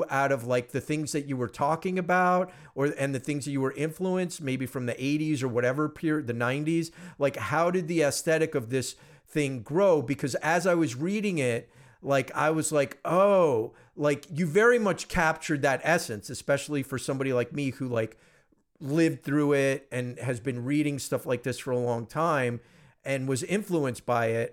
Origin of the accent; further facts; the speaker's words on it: East Coast, United States; moved away; I'm from the East Coast originally.